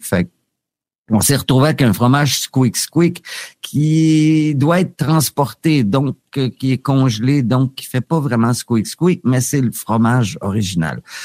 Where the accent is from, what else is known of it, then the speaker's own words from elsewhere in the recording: Quebec, Canada; now in Thailand; en tant que Québécois